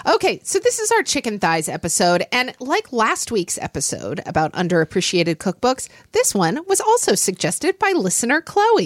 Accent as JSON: {"language": "English", "region": "Oklahoma", "country": "United States", "tie": "born or raised there", "said": "when I was growing up in Oklahoma"}